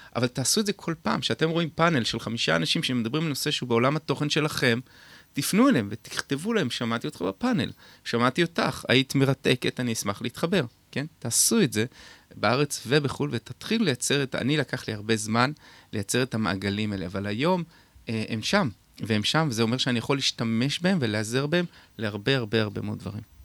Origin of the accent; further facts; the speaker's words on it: Beit HaShita, Northern District, Israel; אני גדלתי בקיבוץ בית השיטה